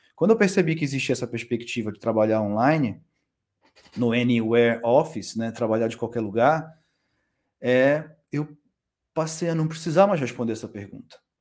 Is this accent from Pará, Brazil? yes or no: yes; Belém, Pará, Brazil; moved away as an adult; also born or lived in São Paulo / Coimbra; now in Portugal; Eu venho de Belém, né, do Pará, do Norte.